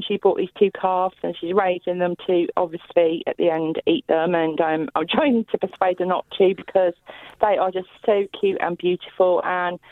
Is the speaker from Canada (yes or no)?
no; Worcester, West Midlands, United Kingdom; moved away as an adult; now in Burnham-on-Sea, United Kingdom; I'm originally from Worcester, but I'm now living in Burnham-on-Sea in Somerset